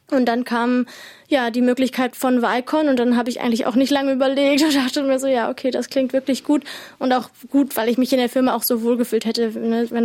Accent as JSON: {"language": "German", "town": "Fulda", "region": "Hesse", "country": "Germany", "lives_now": "Australia", "said": "ich komme aus der Nähe von Fulda und bin fest in Australien jetzt seit August 21."}